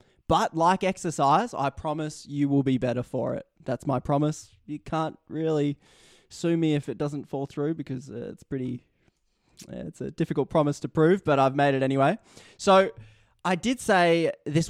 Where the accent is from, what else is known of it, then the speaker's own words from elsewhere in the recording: Australia; accent: Australian; my Australian accent